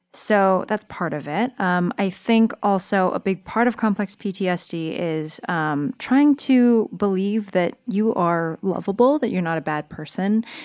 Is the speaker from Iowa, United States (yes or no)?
no; San Jose, California, United States; moved away as an adult; also born or lived in New York; I grew up in San Jose, California